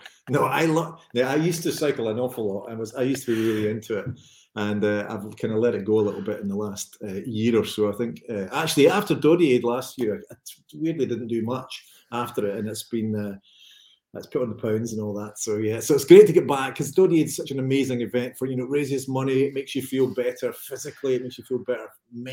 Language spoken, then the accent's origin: English; Renfrewshire, Scotland, United Kingdom; I'm from Renfrewshire